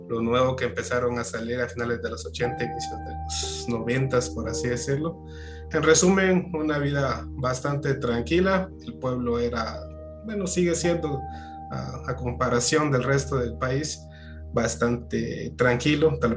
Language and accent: Spanish; Jalapa, Guatemala; Bueno, yo no soy de aquí de la ciudad de Guatemala, soy de Jalapa, comúnmente conocido como la morena climatológica del oriente de Guatemala